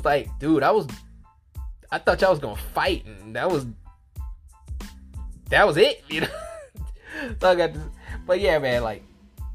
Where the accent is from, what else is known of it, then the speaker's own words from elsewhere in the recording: New Orleans, Louisiana, United States; I'm from New Orleans